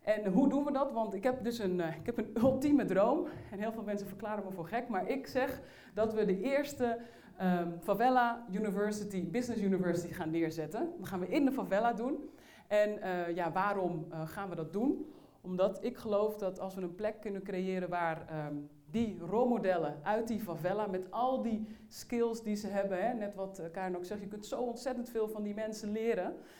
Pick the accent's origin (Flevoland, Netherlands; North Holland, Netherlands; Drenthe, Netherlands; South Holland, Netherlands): North Holland, Netherlands; Uithoorn; ik ben opgegroeid in Uithoren. Dat is een plaats niet ver van Amsterdam.